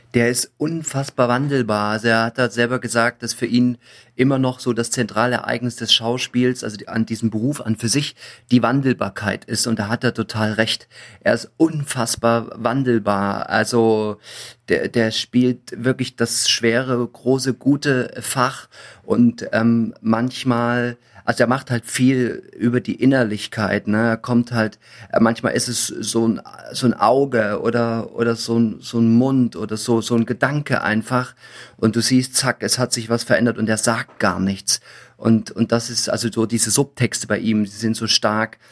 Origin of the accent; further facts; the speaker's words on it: Thuringia, Germany; moved away as an adult; also born or lived in Coburg / Munich; ich bin in der DDR groß geworden, also ich war 18, wo die Wende war